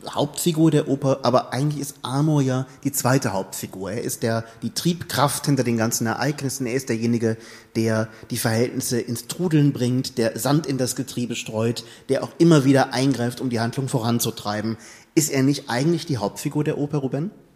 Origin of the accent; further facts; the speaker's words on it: Germany; wir als Deutsche